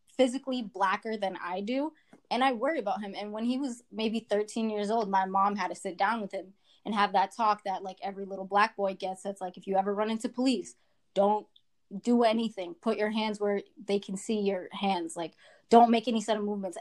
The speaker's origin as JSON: {"language": "English", "town": "Quincy", "region": "Massachusetts", "country": "United States", "tie": "born or raised there", "said": "I'm from Quincy and that's mostly Asian. My school's mostly Asian and I spent like my whole high school years"}